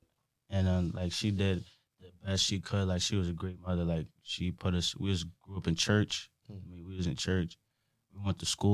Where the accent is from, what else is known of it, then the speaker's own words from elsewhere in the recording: Norwich, Connecticut, United States; I was born in Norwich.